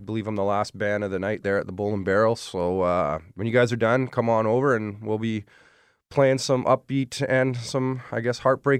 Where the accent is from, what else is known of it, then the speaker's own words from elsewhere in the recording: Ontario, Canada; I decided to write a song about growing up in Ontario, and I've moved around a lot